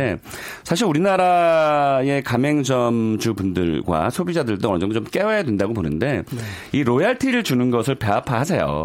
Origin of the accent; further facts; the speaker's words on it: South Korea; 저도 한국 사람이지만